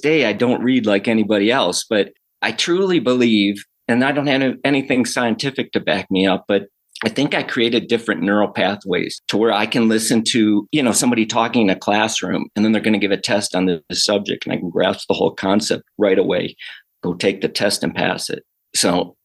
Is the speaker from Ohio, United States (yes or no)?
no; Detroit, Michigan, United States; I was born in Detroit, Michigan. Actually a suburb of Detroit, but it's kind of one big city like Los Angeles. Being born there, and I love the summer. The winters were brutal